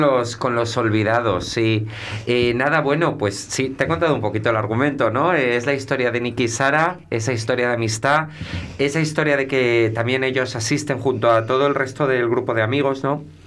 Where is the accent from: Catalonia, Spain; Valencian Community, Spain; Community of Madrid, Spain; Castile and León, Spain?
Castile and León, Spain; Melgar de Arriba; moved away; also born or lived in Santiago de Compostela / Sahagún / Valladolid / Seville; yo donde me he criado es en Melgar